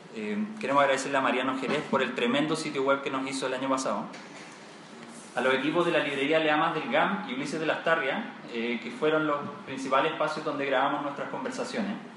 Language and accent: Spanish; Chile; como buenos chilenos